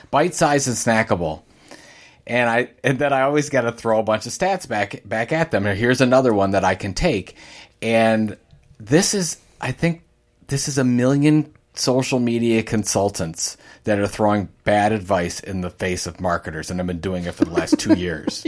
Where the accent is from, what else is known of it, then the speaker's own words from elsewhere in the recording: Sandusky, Ohio, United States; I grew up in Sandusky, Ohio